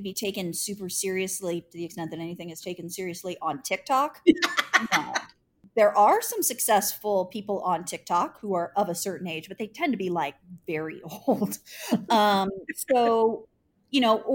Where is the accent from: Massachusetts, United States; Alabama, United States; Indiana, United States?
Indiana, United States; Indianapolis; living in Indianapolis and being a Hoosier and working for my hometown newspaper